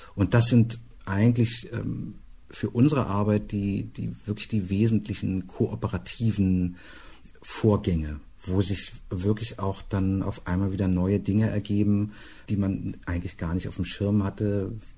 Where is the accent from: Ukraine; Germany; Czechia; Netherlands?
Germany; Berlin; ich lebe in Berlin, ich komme aus Berlin